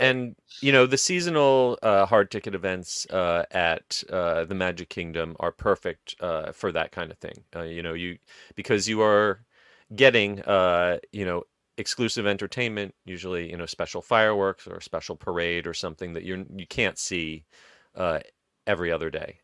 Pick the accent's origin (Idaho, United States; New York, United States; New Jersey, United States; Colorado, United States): New Jersey, United States; I grew up in Jersey